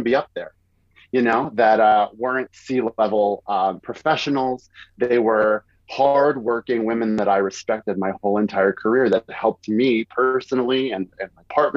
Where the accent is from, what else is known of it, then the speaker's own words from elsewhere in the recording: New York City, New York, United States; moved away as an adult; also born or lived in Westchester, New York / Manhattan, New York; now in Atlanta, United States; I grew up in Morris Park